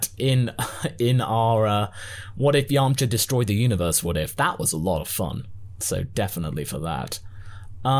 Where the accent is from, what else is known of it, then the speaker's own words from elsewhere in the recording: Geordie, North East England, United Kingdom; accent: Geordie; I do love my Geordie accent